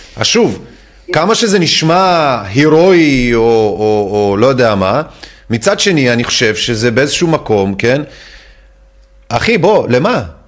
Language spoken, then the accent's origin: Hebrew; France; now in Israel; בתור צרפתי שיודע את הדברים, או יותר נכון, אה, עולה מצרפת